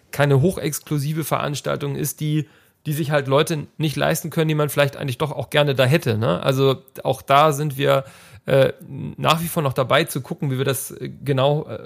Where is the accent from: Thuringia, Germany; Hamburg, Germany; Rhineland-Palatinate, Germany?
Hamburg, Germany; born there; now in Leipzig, Germany; gebürtiger Hamburger und Wahlleipziger